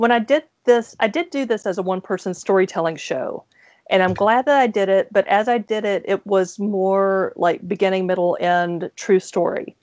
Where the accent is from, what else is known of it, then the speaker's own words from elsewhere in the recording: Mississippi, United States; I'm from Mississippi, and so people hear my accent